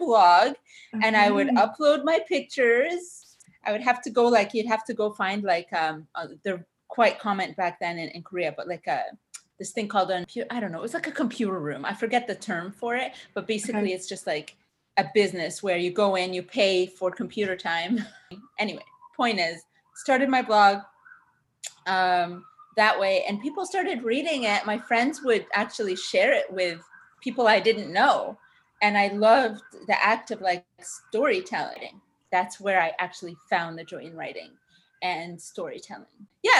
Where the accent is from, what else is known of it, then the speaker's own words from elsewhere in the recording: Ottawa, Ontario, Canada; also born or lived in Cairo, Egypt; now in Vancouver, Canada; I grew up in Ottawa. We moved to Ottawa from Cairo, so desert to the Arctic. That was fun when I was very young.